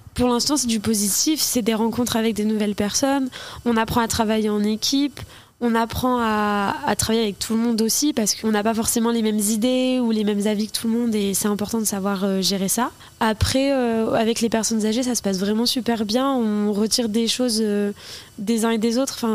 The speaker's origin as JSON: {"language": "French", "town": "Flers", "region": "Normandy", "country": "France", "tie": "born or raised there", "said": "moi je suis née à Flair"}